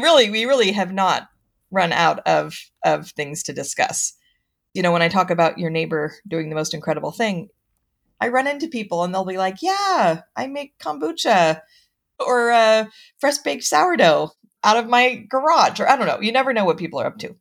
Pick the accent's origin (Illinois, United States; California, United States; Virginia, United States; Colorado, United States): California, United States; Mendocino County; I grew up in Mendocino County, um, have traveled the world, but continue to come back